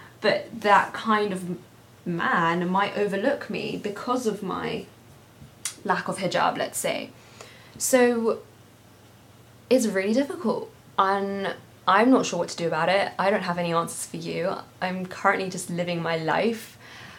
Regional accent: London, United Kingdom; I'm born and raised in London.

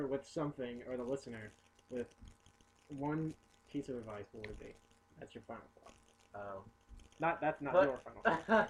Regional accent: Richmond, Virginia, United States; we're all from Richmond.

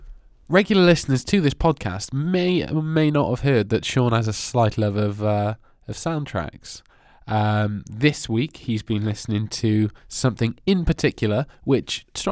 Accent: Barry, Wales, United Kingdom; I'm from Barry. Grow up here.

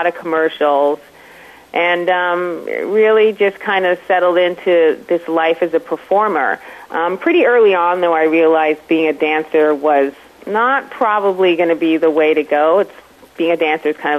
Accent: Toronto, Ontario, Canada; I am originally from Toronto, Canada. I grew up in a household with a mom who was a nurse

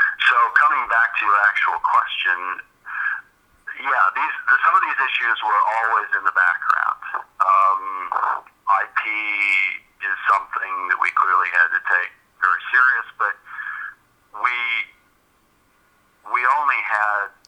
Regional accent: United States; moved away; also born or lived in China; I was an American

